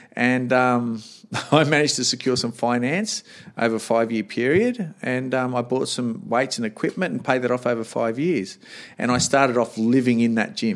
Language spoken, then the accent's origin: English; Sydney, New South Wales, Australia; moved away as an adult; also born or lived in Canberra; I'm from Sydney